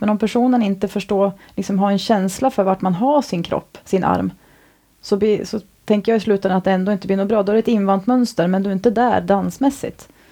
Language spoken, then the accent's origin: Swedish; Sweden; also born or lived in Stockholm / Thailand; now in Orust, Sweden; jag ändå är från andra kusten, en bit norrut